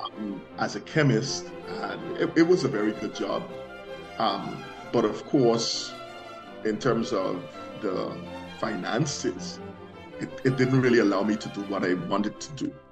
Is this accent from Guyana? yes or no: yes; Guyana; moved away; I came from Guyana.